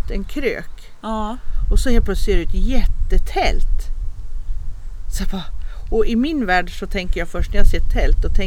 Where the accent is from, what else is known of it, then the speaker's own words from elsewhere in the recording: Portugal; det kanske är något speciellt när jag kommer från Portugal.